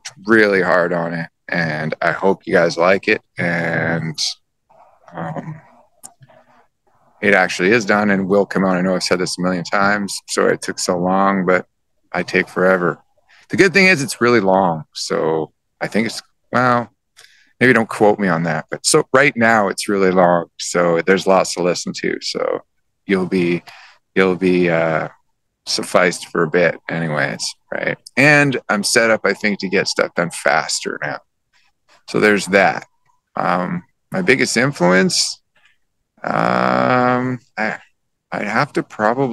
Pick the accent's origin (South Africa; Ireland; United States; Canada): Canada; my surroundings growing up in Canada